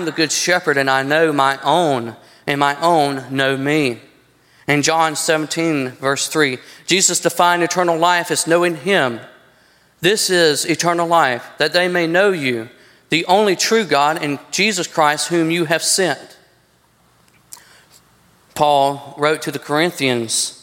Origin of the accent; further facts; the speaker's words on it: United States; I'm an American. Yes, I'm born in this country